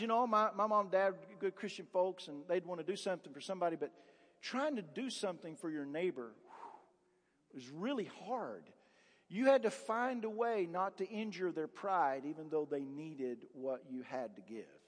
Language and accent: English; Appalachia, United States; I grew up in the Appalachian area